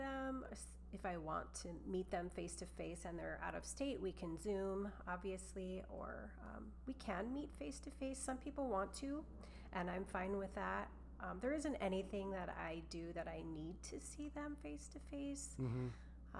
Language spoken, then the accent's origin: English; Colorado, United States; moved away as an adult; also born or lived in Virginia; now in Minnesota, United States; I'm from Colorado